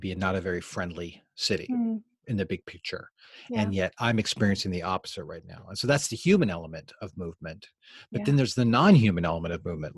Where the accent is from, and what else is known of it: United States; also born or lived in North Macedonia